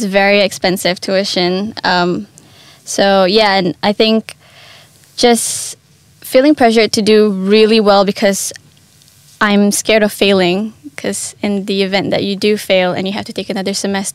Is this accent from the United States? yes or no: no; Malaysia; moved away as an adult; now in Adelaide, Australia; I grew up in Malaysia